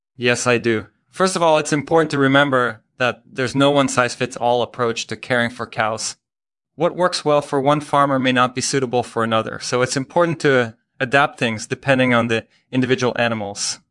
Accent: Netherlands; moved away as an adult; now in United States; I'm originally from the Netherlands, but I've been living in the United States for about ten years now.

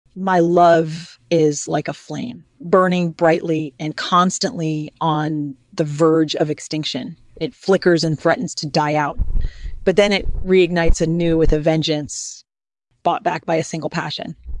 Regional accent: Midwest, United States; moved away as an adult; now in Los Angeles, United States; I was born and raised in the Midwest

